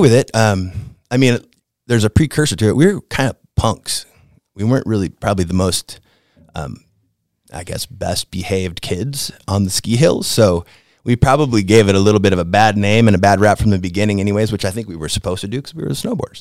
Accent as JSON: {"language": "English", "area": "Shell Lake", "region": "Wisconsin", "country": "United States", "tie": "born or raised there", "moved": "yes", "said": "I'm from Wisconsin, uh, northern Wisconsin, uh, a town called Shatek, Wisconsin."}